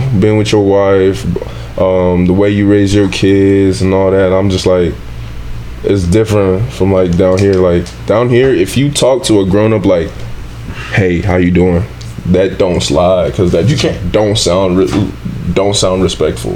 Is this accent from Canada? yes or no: no; Nigeria; growing up in Nigeria